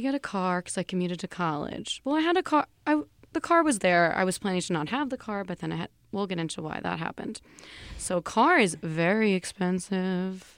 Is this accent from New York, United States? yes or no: yes; New York City, New York, United States; I'm also from New York. I'm a Bronx native